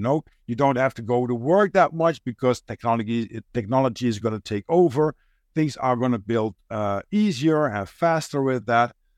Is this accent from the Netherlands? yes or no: yes; Netherlands; first language Dutch; English is a second language; I'm a Dutch guy.